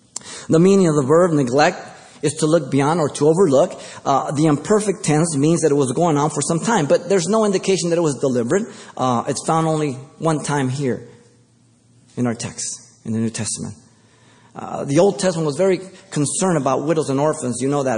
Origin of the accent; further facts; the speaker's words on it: Mexico City, Mexico; now in United States; I came from Mexico City, and in three, four more generations, if you compare my generations to the one who came in first generation, there's a big difference.